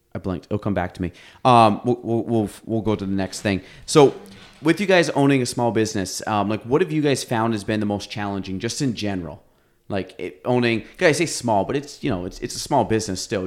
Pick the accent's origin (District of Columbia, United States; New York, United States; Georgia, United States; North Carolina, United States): New York, United States; Chazy; I grew up in Chase East